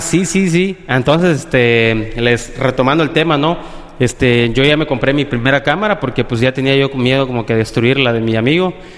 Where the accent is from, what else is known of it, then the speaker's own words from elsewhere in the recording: Playa del Carmen, Quintana Roo, Mexico; also born or lived in Cancún / Tabasco; yo nací en Cancún, actualmente y casi toda mi vida he vivido en aquí en Playa del Carmen, solo nací en Cancún, eh, mis papás son de Tabasco